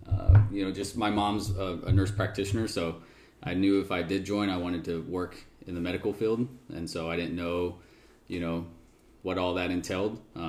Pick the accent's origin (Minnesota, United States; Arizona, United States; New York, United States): Arizona, United States; Yuma; also born or lived in Phoenix, Arizona; born and raised in, well, I was born in Phoenix and then pretty much raised in Yuma, Arizona.